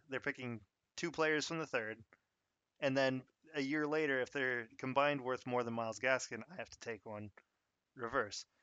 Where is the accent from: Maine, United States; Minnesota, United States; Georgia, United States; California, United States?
Minnesota, United States; I'm actually from Minnesota